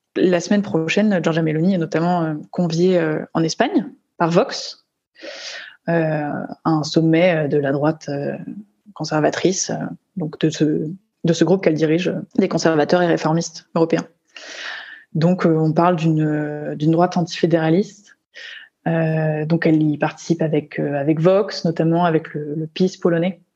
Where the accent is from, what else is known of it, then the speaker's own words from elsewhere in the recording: France; moi en tant que française